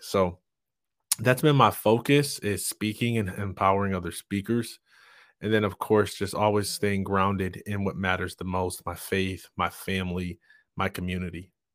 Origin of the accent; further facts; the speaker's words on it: Jackson, Michigan, United States; I'm from Jackson, Michigan